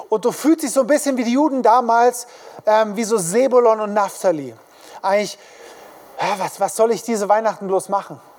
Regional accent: Königsfeld, Germany; die kommen jetzt nicht unbedingt nach Hintertupfingen oder nach ähm, Königsfeld, wo ich herkomme, sondern sie kommen in die Großstädte, in die Hauptstädte

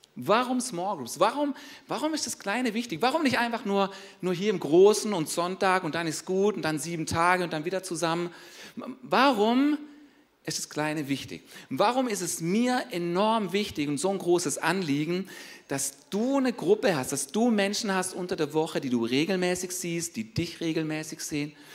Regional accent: Germany; wir als Deutsche

